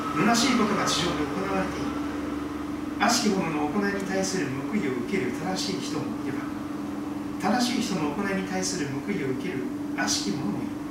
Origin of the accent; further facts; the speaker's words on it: Kochi, Japan; 高知県出身ですから頑固なところもありますが